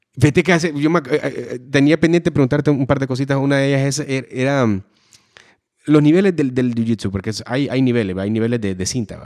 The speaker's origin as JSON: {"language": "Spanish", "country": "Honduras"}